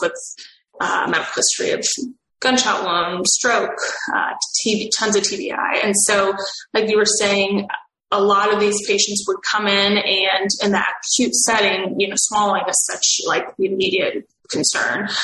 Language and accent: English; Missouri, United States; I'm from Missouri, a very rural state.